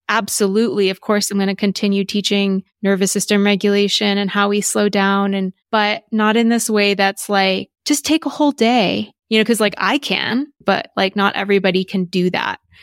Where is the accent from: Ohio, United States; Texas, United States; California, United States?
Texas, United States; also born or lived in New York; now in Los Angeles, United States; growing up in Texas and going to school in the South.